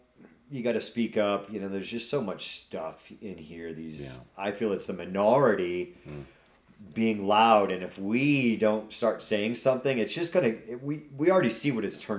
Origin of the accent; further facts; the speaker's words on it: Nantucket, Massachusetts, United States; moved away; I grew up on Nantucket Island.